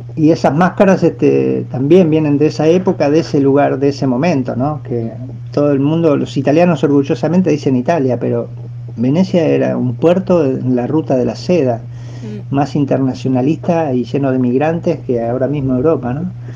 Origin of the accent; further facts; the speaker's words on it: Uruguay; yo soy uruguayo